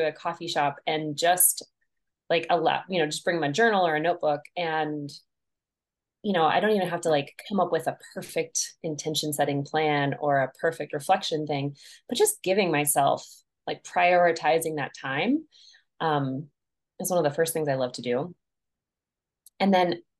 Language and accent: English; Crowheart, Wyoming, United States; moved away as an adult; now in Montana, United States; I'm based in Montana now, but I was originally born in Wyoming and lived there for most of my life, really. I grew up in Crowheart